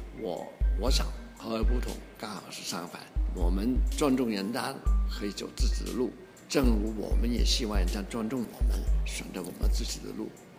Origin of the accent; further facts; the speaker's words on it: China; 而且我们中国人。自己也相信的东西